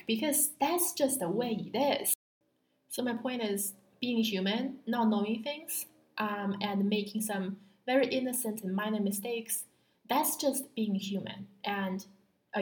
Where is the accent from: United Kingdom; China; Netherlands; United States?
China; Beijing; moved away as an adult; I was born in Beijing. I went to public schools in Beijing for 17 years.